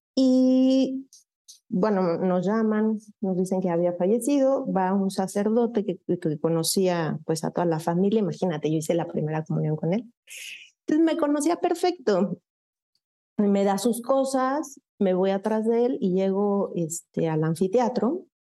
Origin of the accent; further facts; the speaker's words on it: Mexico City, Mexico; also born or lived in Ciudad Satélite, State of Mexico; now in State of Mexico, Mexico; yo soy originaria de la Ciudad de México, ahora vivo en, en el Estado de México, siempre he sido, aunque nací en Ciudad, eh, de México, en aquel entonces Distrito Federal, eh, me escucho joven, pero ya no soy tan joven. siempre he sido sateluca